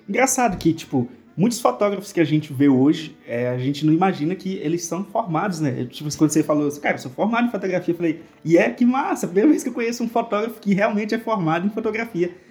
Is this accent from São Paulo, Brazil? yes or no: no; Goianésia do Pará, Pará, Brazil; Existe uma empresa lá na minha cidade, eu sou de Goianésia do Pará